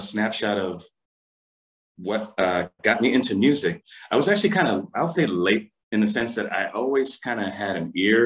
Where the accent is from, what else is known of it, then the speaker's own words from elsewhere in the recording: Philadelphia, Pennsylvania, United States; I'm from Philadelphia, born and raised. My parents are from Puerto Rico.